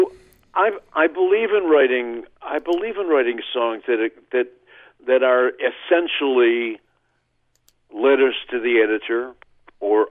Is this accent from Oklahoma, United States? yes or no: yes; Oklahoma, United States; my hometown in Oklahoma